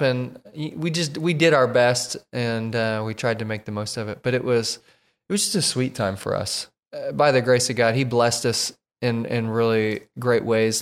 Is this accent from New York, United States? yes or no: no; Oklahoma, United States; moved away as an adult; now in Tennessee, United States; we are from Oklahoma.